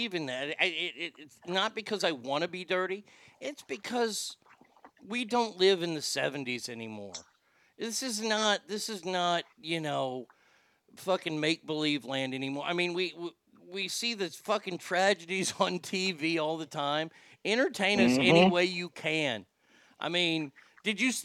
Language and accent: English; United States; as an American